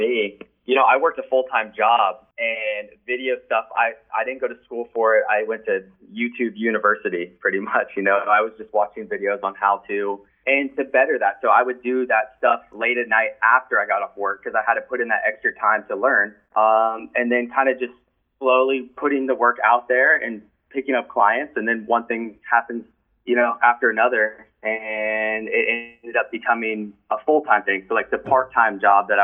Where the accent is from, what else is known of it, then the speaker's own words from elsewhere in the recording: Florida, United States; we're from Florida